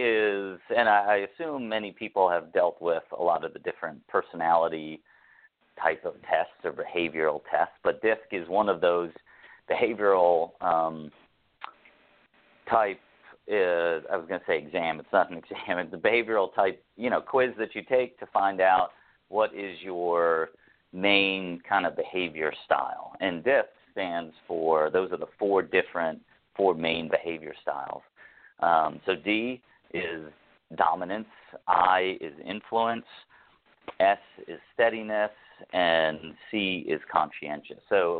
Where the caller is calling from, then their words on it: Toronto, Ontario, Canada; I'm calling in from Toronto, Canada.